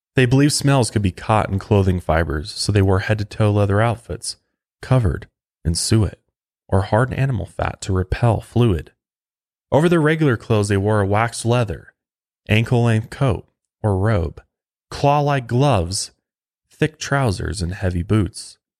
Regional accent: Colorado, United States; right here in my home state of Colorado

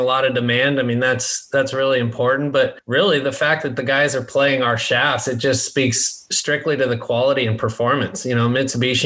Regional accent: Colorado, United States; moved away as an adult; also born or lived in Palm Desert, California / San Diego, California; I grew up in Colorado, played college golf for University of Colorado, Colorado Springs

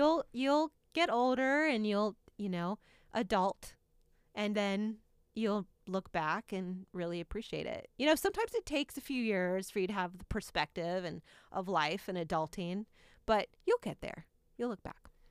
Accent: Indiana, United States; moved away; growing up here in Indiana

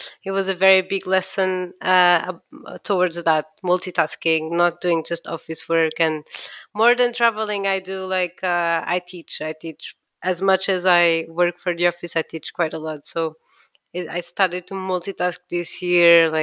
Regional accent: Lisbon, Portugal; moved away as an adult; also born or lived in Milan; now in London, United Kingdom; I am an architect from Lisbon. I graduated in Lisbon.

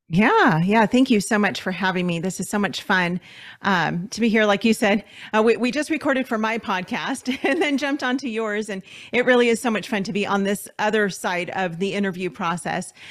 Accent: Los Angeles, California, United States; moved away as an adult; we're from Los Angeles, so we lived in L A County

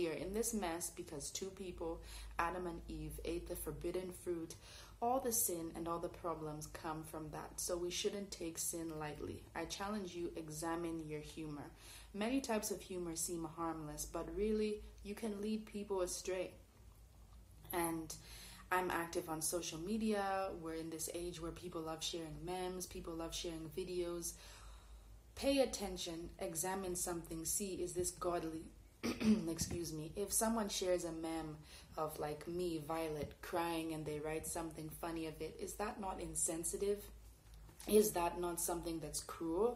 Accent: Canada; I grew up in Canada

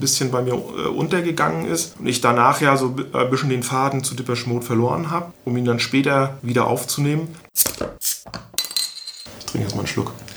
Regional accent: Stralsund, Mecklenburg-Vorpommern, Germany; bei uns in Stralsund

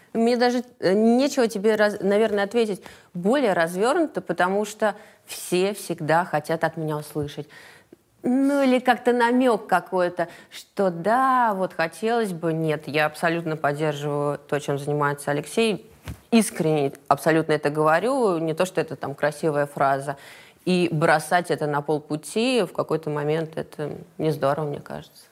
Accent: Moscow, Russia; Я из Москвы. Я родилась и выросла в Москве

